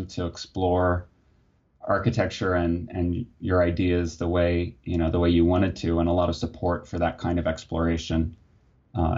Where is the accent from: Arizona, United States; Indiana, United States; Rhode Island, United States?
Indiana, United States; Muncie; I was born and grew up in Muncie, Indiana